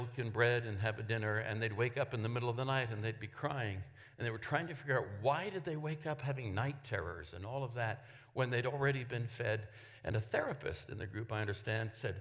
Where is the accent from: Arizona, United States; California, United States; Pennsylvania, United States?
California, United States; Oakland; I'm from Oakland, California.